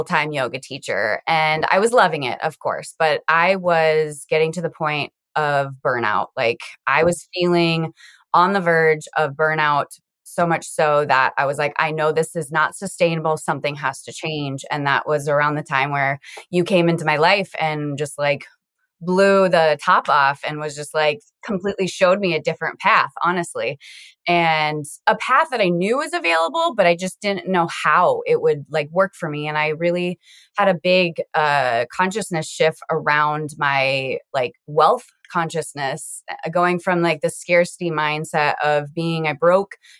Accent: Iowa, United States; also born or lived in South Dakota; now in Sioux Falls, United States; I am currently living in South Dakota, and I grew up in Iowa.

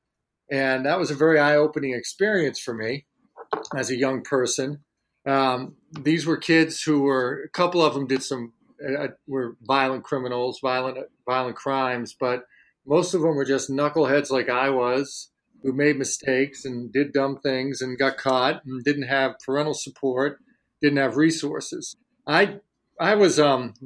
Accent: Worcester, Massachusetts, United States; my hometown of Worcester, Massachusetts

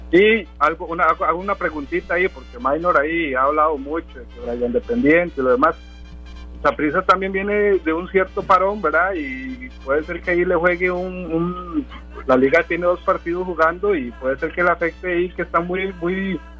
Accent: Limón, Costa Rica; Y yo como soy de Limón

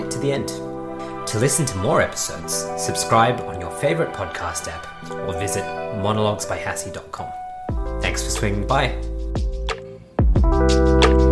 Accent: Australia; as an Australian

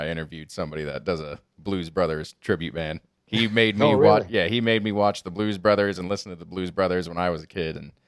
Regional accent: Denver, Colorado, United States; growing up in Denver

